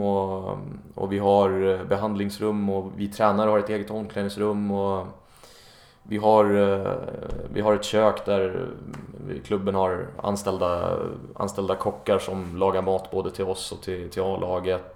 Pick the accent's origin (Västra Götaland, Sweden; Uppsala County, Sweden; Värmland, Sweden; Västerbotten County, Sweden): Uppsala County, Sweden; Enköping; moved away as an adult; also born or lived in Stockholm; now in Copenhagen, Denmark; när jag bodde hemma i, i Enköping där jag kommer ifrån.